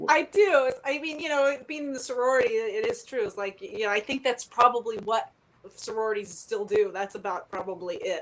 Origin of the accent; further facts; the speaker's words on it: Palos Verdes, California, United States; also born or lived in Vancouver, Canada / Toronto, Canada; I grew up in Palos Verdes, so living in California my whole life